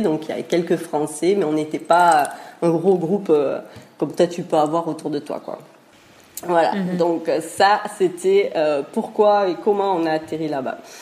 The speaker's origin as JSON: {"language": "French", "region": "Pyrenees", "country": "France", "also_born_or_lived": "Basque coast", "moved": "as an adult", "said": "on est des Pyrénées à la base"}